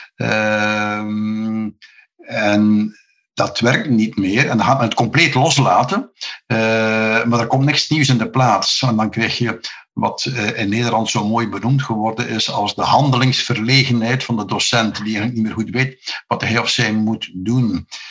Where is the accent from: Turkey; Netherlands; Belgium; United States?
Belgium; Flanders; hier bij ons in Vlaanderen